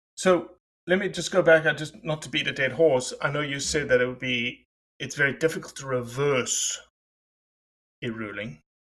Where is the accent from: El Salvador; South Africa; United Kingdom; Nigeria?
South Africa; I'm South African.